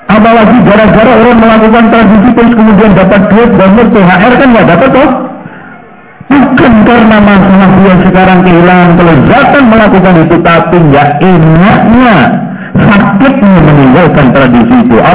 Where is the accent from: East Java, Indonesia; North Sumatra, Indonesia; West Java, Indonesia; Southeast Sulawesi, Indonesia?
East Java, Indonesia; Lamongan; Dan anehnya di daerah Lamongan, daerah saya itu paling gak enak, Pak.